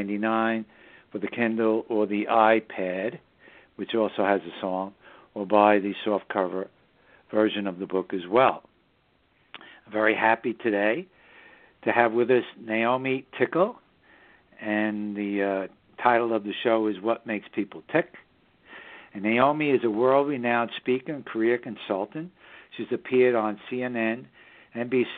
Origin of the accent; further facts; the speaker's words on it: New York City, New York, United States; also born or lived in Southern Hudson Valley, New York; the northern suburbs of New York City, my hometown